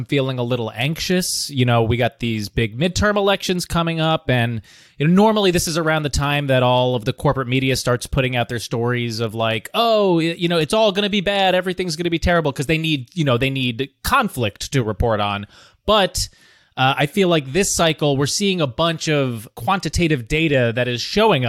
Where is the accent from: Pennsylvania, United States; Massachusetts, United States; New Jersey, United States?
New Jersey, United States; but I am from New Jersey.